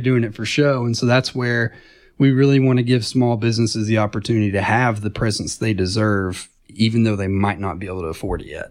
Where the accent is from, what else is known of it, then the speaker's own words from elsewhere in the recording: Chattanooga, Tennessee, United States; I grew up in Chattanooga over in Saint Elmo